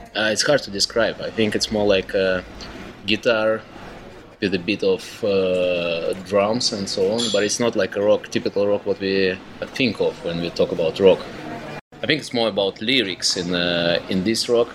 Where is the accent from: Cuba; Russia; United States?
Russia; Moscow; I'm from Moscow, from Russia. Was born in the Soviet.